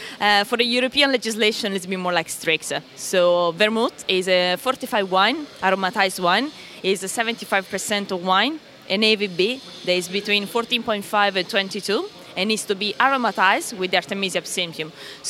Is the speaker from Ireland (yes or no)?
no; Italy; English is a second language; now in London, United Kingdom; I'm Italian, and you can probably get from my pronunciation.